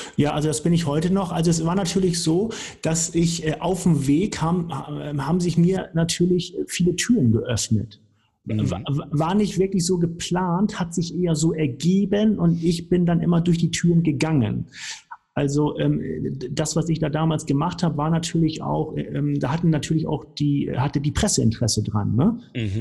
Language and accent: German; Hamburg, Germany; also born or lived in Cologne / Weißenburg; now in Nuremberg, Germany; ich komme aus Hamburg, haben wir ja eben schon gesagt, also vom, vom flachen Land